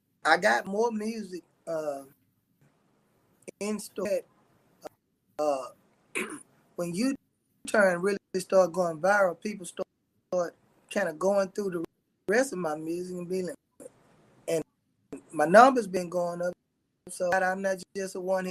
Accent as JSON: {"language": "English", "town": "Shreveport", "region": "Louisiana", "country": "United States", "tie": "born or raised there", "also_born_or_lived": "Houston, Texas", "said": "Louisiana, practically all my life. So, you know what I'm saying? Once I moved from Houston, I was raised here in Shreveport, Louisiana"}